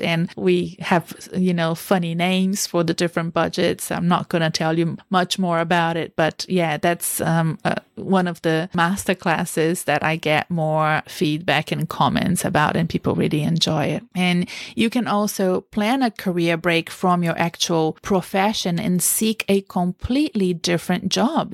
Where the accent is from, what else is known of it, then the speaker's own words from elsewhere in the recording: Brazil; now in Australia; I come from Brazil